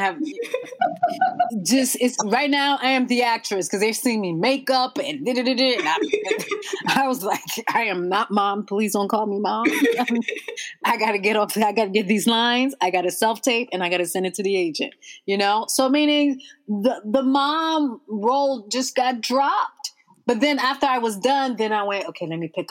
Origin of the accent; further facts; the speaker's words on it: United States; we are firstborn American and parents of who are immigrants